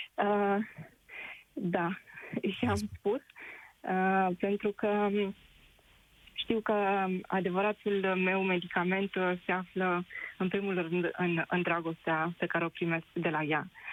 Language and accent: Romanian; Drobeta-Turnu Severin, Mehedinți County, Romania; moved away as an adult; now in London, United Kingdom; Eu sunt din Gropădatornul Severin, unde se află piciorul podului lui Traian.